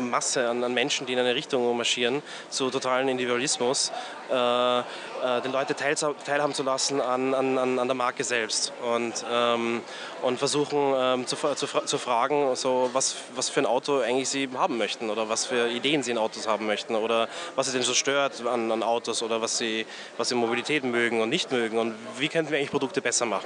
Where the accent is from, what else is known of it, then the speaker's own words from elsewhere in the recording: Graz, Styria, Austria; also born or lived in Vienna; now in China; Ich komme aus Graz eigentlich, äh, wohne äh, äh, war zehn Jahre in Wien äh, und äh, bin nach China gezogen vor ja, so sieben Jahren